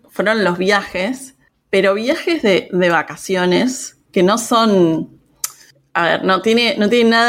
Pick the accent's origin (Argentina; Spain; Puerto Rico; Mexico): Argentina; Argentina, yo soy argentina, claramente por mi acento.